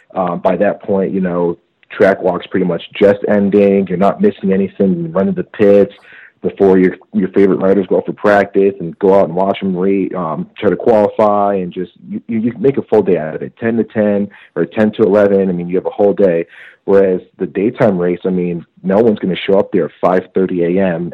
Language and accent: English; Connecticut, United States; I'm from Connecticut